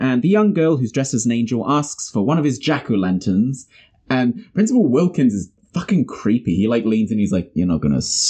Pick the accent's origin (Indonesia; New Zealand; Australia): New Zealand; It's because we're from New Zealand.